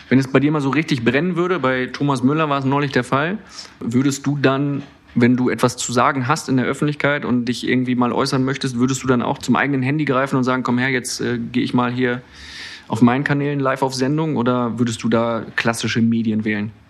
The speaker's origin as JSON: {"language": "German", "country": "Austria", "said": "Als Österreicher muss ich jetzt Ja sagen, ne?"}